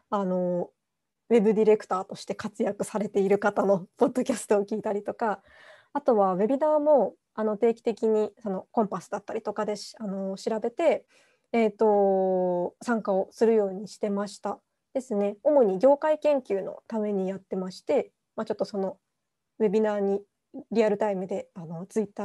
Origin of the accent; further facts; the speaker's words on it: Kitakyushu, Fukuoka, Japan; で都会というその町もあるし、うん、もう小倉あの私小倉なんですけれども、